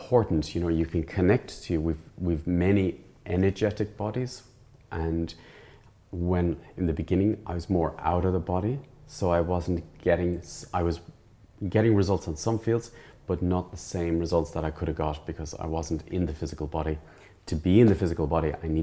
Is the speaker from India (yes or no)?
no; Ireland; I grew up in the Irish background and in not a very wealthy family and middle class family